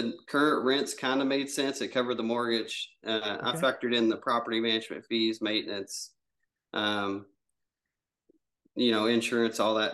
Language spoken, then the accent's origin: English; Kentucky, United States; I'm actually from Kentucky